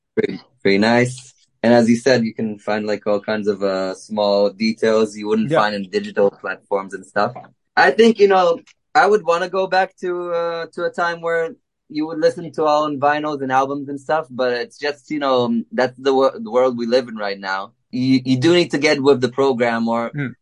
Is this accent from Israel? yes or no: yes; Israel; we're from Israel